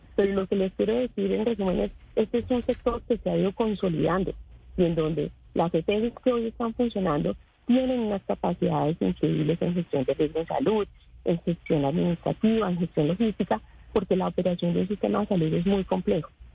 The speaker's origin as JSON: {"language": "Spanish", "country": "Colombia"}